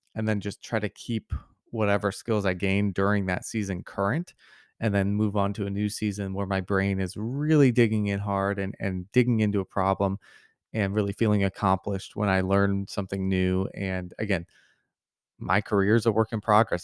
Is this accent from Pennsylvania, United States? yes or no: no; Missouri, United States; I grew up in Missouri